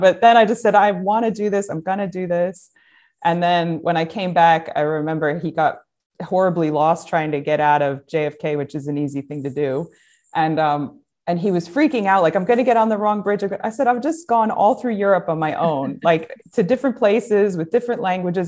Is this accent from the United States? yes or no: yes; United States; growing up in America